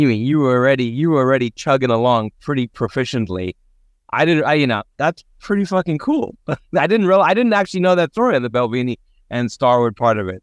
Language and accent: English; South Africa; moved away; I grew up in South Africa